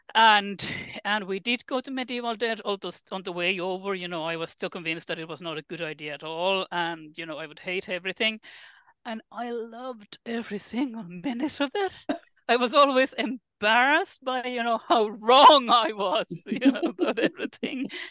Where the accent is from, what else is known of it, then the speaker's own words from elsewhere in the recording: Finland; moved away as an adult; I am originally from Finland